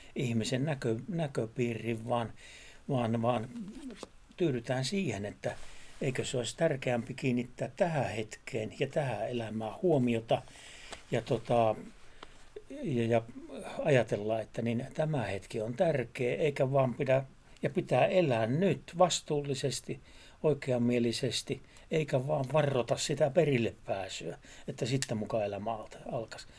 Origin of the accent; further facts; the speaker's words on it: Savo, Savonia, Finland; yhden savolaisen sanonnan kanssa, kun sanotaan, että siellä meillä, meillä päin